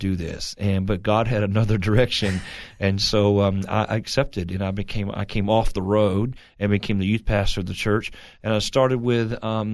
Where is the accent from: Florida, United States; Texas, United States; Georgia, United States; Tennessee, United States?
Texas, United States; Fort Worth; I was born in Fort Worth, Texas